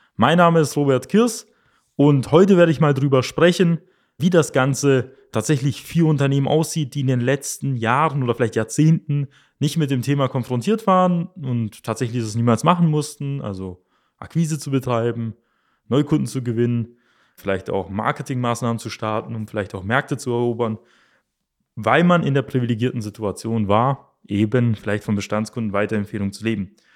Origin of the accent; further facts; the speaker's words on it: Germany; bei uns in Deutschland